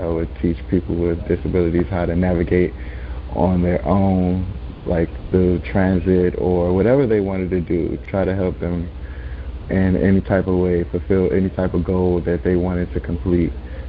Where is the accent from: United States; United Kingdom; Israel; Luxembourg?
United States; Calvert County, Maryland; also born or lived in Washington, D.C.; So I moved from Washington, D.C. to stay with my aunt in Calvert County, me and my 2 brothers.